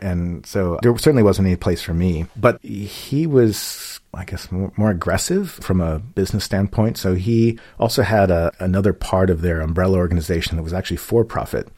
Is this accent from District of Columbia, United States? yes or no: yes; Washington, District of Columbia, United States; moved away as an adult; also born or lived in Iowa / Minneapolis; I was born in Washington, D.C., grew up in the suburbs of D.C.